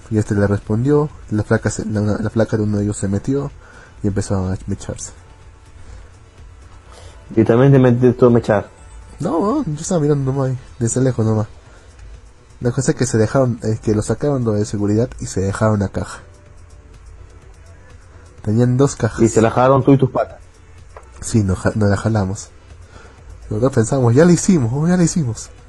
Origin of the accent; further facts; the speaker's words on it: Arequipa, Peru; fue el aniversario de mi ciudad.